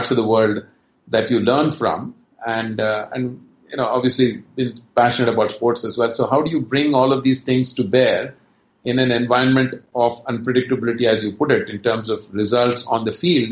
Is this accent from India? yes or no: yes; Chennai, Tamil Nadu, India; moved away; also born or lived in Karnataka; although I'm from Karnataka originally, I actually grew up in Chennai